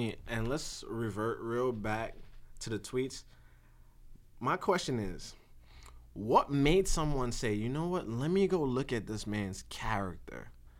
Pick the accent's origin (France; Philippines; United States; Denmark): United States; New York City, New York; I'm from Brooklyn.